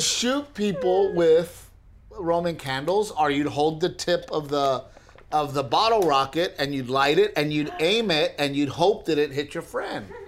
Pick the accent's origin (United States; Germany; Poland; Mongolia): United States; Portland, Texas; moved away; growing up in Gregory Portland